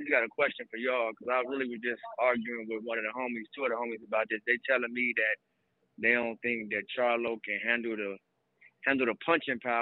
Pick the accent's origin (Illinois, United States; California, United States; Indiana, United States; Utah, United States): Indiana, United States; Gary; So I'm from Gary, Indiana.